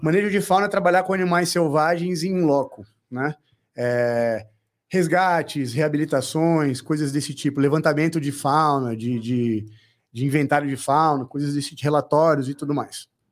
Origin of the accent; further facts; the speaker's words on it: Brasília, Federal District, Brazil; eu sou de Brasília